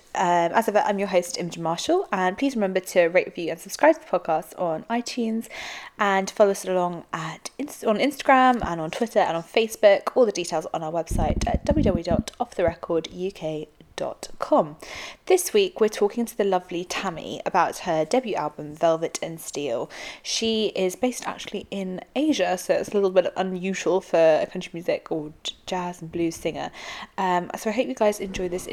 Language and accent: English; London, United Kingdom; As a Londoner